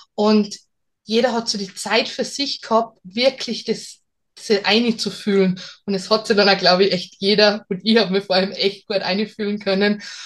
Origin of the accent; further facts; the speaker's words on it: Salzburg, Austria; ich bin aus Salzburg